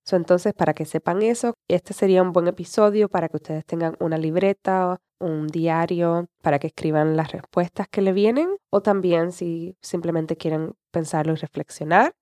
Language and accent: Spanish; Puerto Rico; also born or lived in San Juan, Puerto Rico; yo vivía en la capital de Puerto Rico, eso era como a 45 minutos de mi pueblo